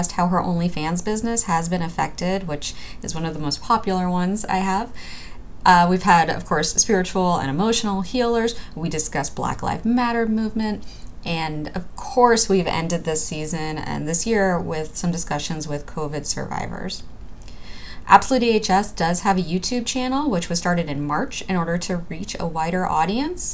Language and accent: English; New York City, New York, United States; growing up in Brooklyn, New York